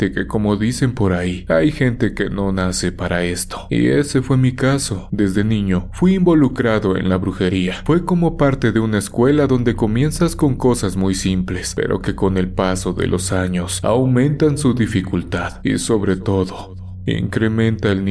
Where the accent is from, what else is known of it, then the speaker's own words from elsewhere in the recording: Catemaco, Veracruz, Mexico; Soy Jarocho. He trabajado como operador muchos años. Como antecedente, déjenme decirles que provengo de Veracruz, tierra de magos y hechiceros que son muy conocidos en todo el mundo. Así es, Catemaco es mi pueblo.